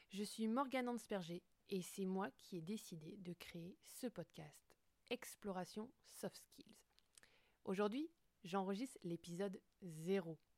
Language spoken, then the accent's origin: French; Brittany, France; je dirais que je suis une femme, que je suis bretonne, j'habite à Brest, je suis entrepreneuse depuis 2020